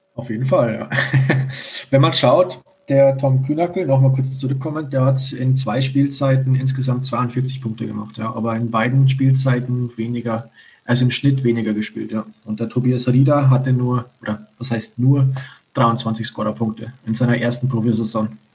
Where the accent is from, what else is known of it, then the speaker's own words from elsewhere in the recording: Landshut, Bavaria, Germany; now in Salzburg, Austria; ich komme ja aus Landshut